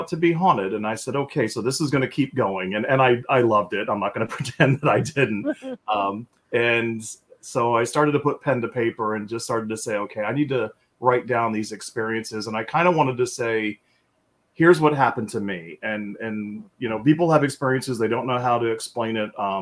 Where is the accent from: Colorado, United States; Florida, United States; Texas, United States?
Florida, United States; Tampa; I'm born and raised in Tampa, Florida, where I still reside